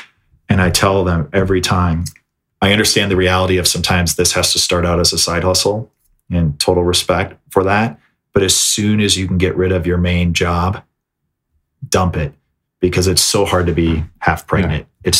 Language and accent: English; Minnesota, United States; also born or lived in South Florida; growing up in Minnesota, I mean, I'm no stranger to snow, but coming from lush green South Florida